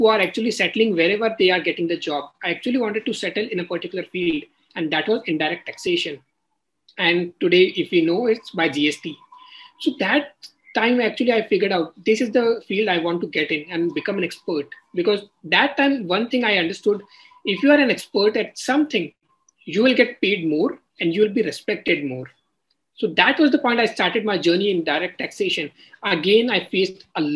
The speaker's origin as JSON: {"language": "English", "town": "Kishangarh", "region": "Rajasthan", "country": "India", "moved": "yes", "said": "I come from Rajasthan, a small city, Kishangarh"}